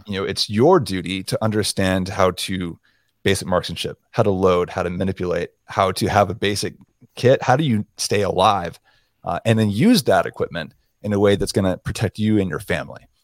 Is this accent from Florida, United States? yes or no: yes; South Florida, United States; moved away; also born or lived in Montana; I was born and raised in South Florida